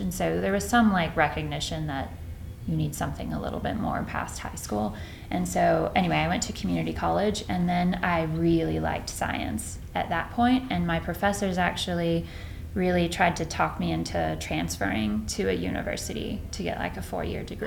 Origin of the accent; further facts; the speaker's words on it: Rendon, Texas, United States; moved away as an adult; also born or lived in Boston, Massachusetts / Ithaca, New York; now in Palo Alto, United States; I'm from Texas.